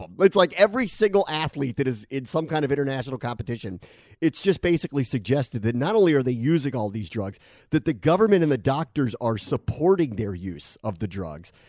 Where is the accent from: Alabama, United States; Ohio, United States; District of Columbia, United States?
District of Columbia, United States; Washington; now in Connecticut, United States; I grew up in Washington